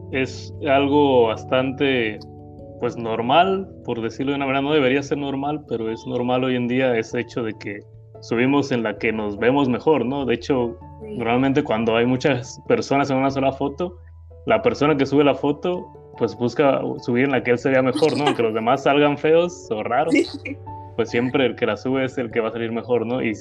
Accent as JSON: {"language": "Spanish", "town": "Boca del Río", "region": "Veracruz", "country": "Mexico", "said": "Soy de, bueno, sí, de Boca del Río, vivo actualmente en Boca del Río, nací en Veracruz, Veracruz, o el puerto que se conoce de Veracruz, pero actualmente resido en Boca del Río."}